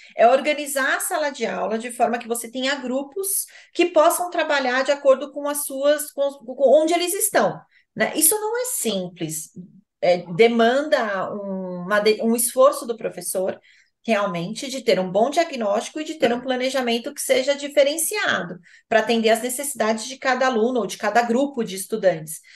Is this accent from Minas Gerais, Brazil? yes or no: no; São Paulo, Brazil; Eu sou de São Paulo